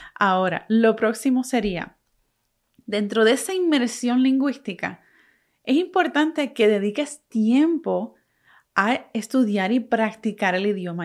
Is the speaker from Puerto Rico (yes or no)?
yes; Puerto Rico; first language Spanish; Aunque yo nací y me crié en Puerto Rico, soy boricua, mi primer idioma es el español